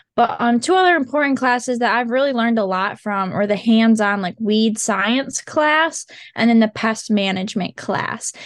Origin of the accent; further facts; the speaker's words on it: Montague, Michigan, United States; I'm from Montague, Michigan. So I've grown up on my